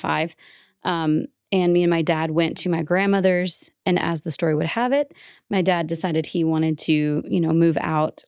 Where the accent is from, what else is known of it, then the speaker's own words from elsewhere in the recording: Eva, Tennessee, United States; moved away as an adult; also born or lived in Humboldt, Tennessee / Fruitland, Tennessee / Tulsa, Oklahoma; I grew up in Eva, fishing town, with my grandparents